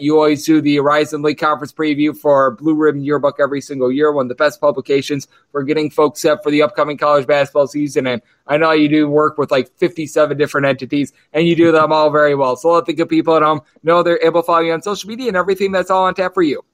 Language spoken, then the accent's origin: English; Wisconsin, United States; my home state of Wisconsin